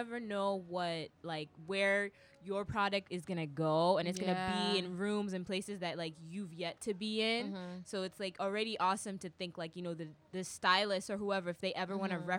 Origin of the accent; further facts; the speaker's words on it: Kenya; Like, both of us, you know, I'm Kenyan, you're Nigerian.